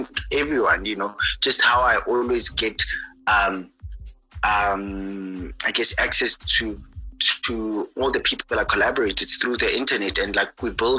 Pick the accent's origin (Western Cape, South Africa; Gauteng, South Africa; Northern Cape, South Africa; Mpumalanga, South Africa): Northern Cape, South Africa; Kimberley; I grew up in Kimberley